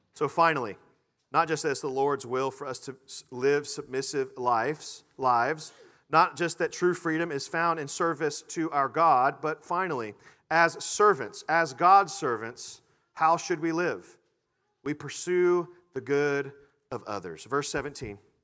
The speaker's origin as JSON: {"language": "English", "country": "United States", "said": "as American Christians or as Christians who are American"}